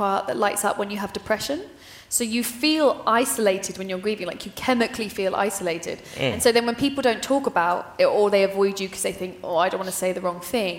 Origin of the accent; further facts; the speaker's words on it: United Kingdom; as a British person